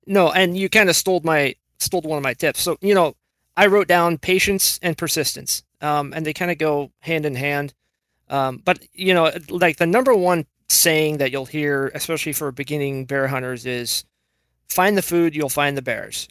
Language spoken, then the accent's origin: English; Washington, United States; I was born and raised in Washington